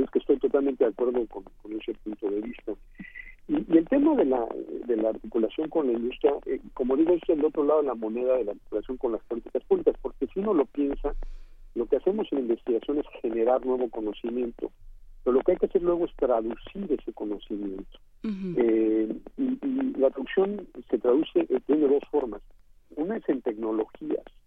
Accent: Mexico

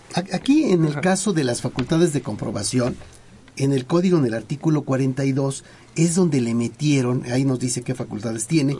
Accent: Mexico; como un mexicano

